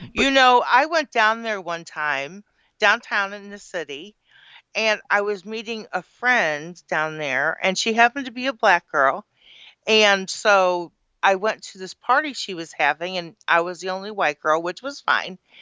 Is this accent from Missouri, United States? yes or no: yes; Woodson Terrace, Missouri, United States; I grew up in Woodson Terrace.